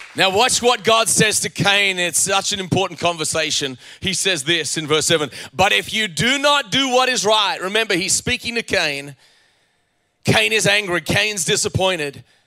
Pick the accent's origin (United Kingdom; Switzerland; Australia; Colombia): Australia; moved away as an adult; also born or lived in Virginia, United States; I was from Australia